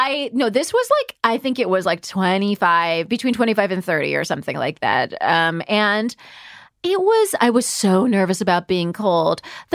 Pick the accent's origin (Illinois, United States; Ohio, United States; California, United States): California, United States; now in East Coast, United States; I'm from California. I've been on the East Coast forever.